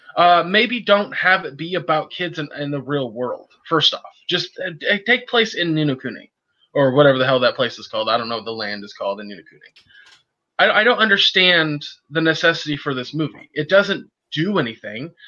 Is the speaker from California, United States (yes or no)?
yes; California, United States; as a Californian